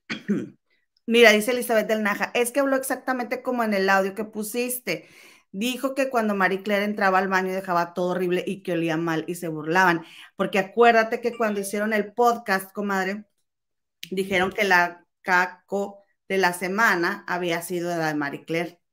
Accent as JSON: {"language": "Spanish", "country": "Mexico", "tie": "born or raised there", "said": "si crecimos en México, que es un país machista"}